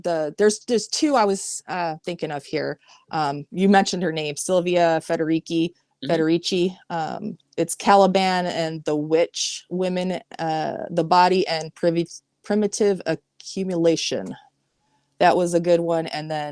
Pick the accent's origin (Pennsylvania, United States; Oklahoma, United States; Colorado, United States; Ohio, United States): Colorado, United States; I've been a poor white girl most of my life. I was raised in Colorado. We moved around a lot